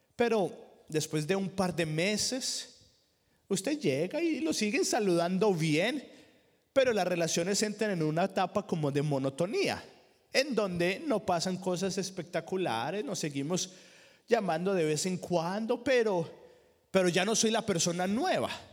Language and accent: Spanish; Colombia; moved away; En la iglesia que yo crecí en Colombia